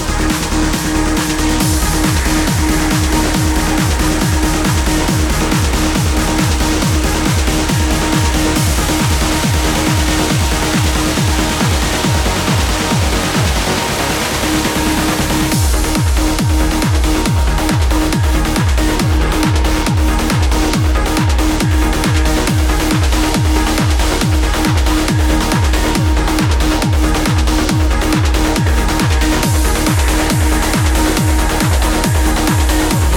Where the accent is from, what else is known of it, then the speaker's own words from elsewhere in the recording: Lelystad, Flevoland, Netherlands; here in Lelystad, my hometown